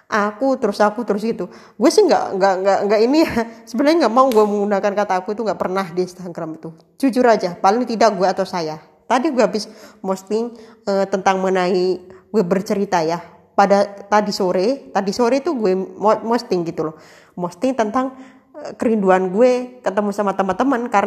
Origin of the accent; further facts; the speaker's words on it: Java, Indonesia; kan gue kan asli Jawa